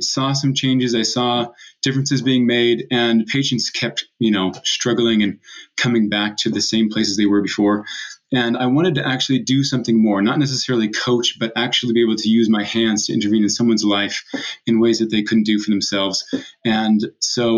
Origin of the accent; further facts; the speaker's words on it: San Diego, California, United States; moved away as an adult; also born or lived in Provo, Utah / Mozambique; now in Utah, United States; I grew up in San Diego and surfed as much as I could throughout those years.